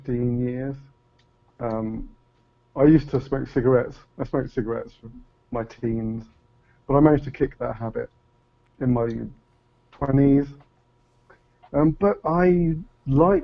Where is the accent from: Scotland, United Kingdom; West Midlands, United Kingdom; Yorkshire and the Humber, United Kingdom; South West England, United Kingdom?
West Midlands, United Kingdom; Leamington Spa; also born or lived in Coventry; I was born there, but moved to Leamington when I was very, very young. So young that I don't even remember the move. But I could say not exactly born, but certainly raised in Leamington